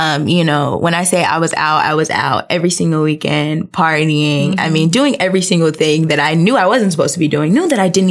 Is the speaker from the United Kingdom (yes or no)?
no; Tampa, Florida, United States; So I am originally from Tampa, Florida. Tampa native.